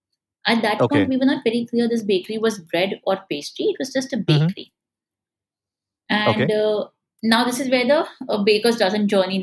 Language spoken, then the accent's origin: English; Ahmedabad, Gujarat, India; also born or lived in England / New York; I came back to India in 2009 to Ahmedabad, okay, which is my hometown.